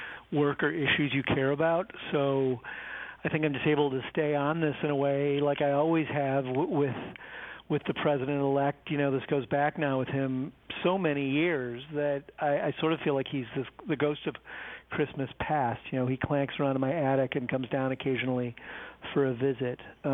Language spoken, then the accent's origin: English; Ireland; Well, you know, I'm Irish, Merrill